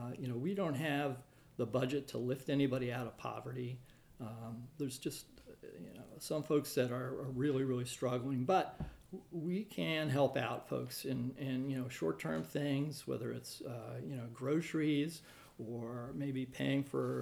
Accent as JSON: {"language": "English", "region": "Maryland", "country": "United States", "tie": "born or raised there", "also_born_or_lived": "Massachusetts / New Hampshire", "said": "I grew up on the East Coast. We moved around quite a bit, mostly in Maryland."}